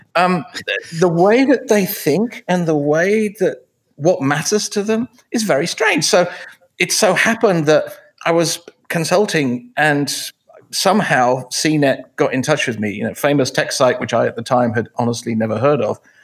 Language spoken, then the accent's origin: English; England, United Kingdom; moved away; I grew up in England, obviously, because of the way I talk